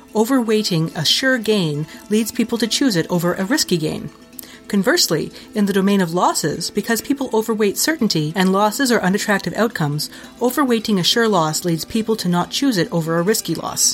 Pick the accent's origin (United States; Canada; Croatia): Canada; Ontario; moved away as an adult; now in Winnipeg, Canada; I was moving back to Ontario